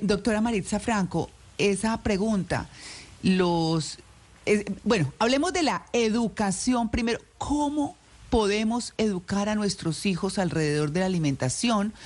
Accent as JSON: {"language": "Spanish", "country": "Colombia", "moved": "yes", "lives_now": "United States", "said": "a nosotros como colombianos que somos dulceritos"}